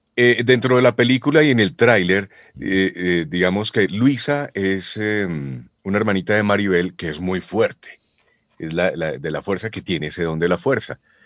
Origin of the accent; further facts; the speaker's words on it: Boyacá, Colombia; Yo soy boyacense